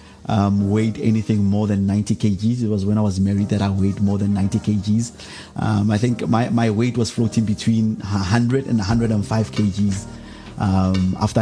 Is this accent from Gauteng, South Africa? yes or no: yes; Pretoria, Gauteng, South Africa; I come from a township in the east of Pretoria, Mamelodi